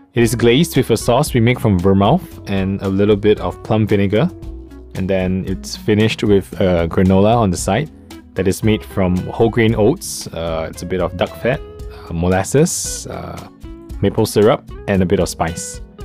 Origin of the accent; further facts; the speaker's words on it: Singapore; now in Taiwan; i'm from singapore